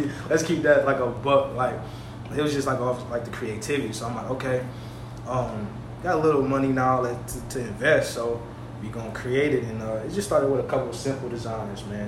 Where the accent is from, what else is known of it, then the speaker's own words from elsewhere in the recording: New Orleans, Louisiana, United States; I'm from the Seventh Ward in New Orleans